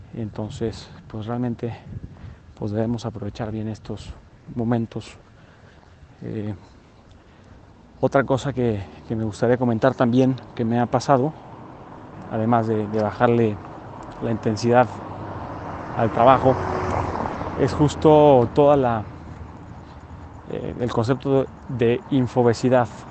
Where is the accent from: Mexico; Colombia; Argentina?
Mexico; nosotros como mexicanos